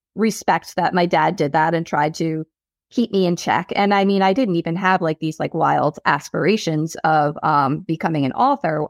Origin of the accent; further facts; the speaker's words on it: South Shore, Long Island, New York, United States; accent: Long Island; also born or lived in Boston; born and raised on the South Shore.